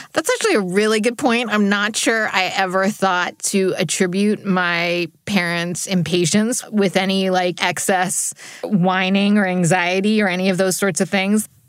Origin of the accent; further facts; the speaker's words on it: New Jersey, United States; also born or lived in New York City; I was born in New York City and grew up in New Jersey